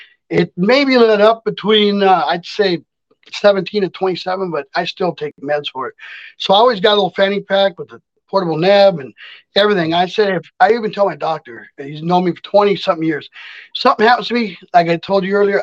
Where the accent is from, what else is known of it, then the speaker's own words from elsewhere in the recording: Watsonville, California, United States; moved away as an adult; now in Minnesota, United States; I grew up in Monterey Bay, California, Santa Cruz. It's in between. It's a little town called Watsonville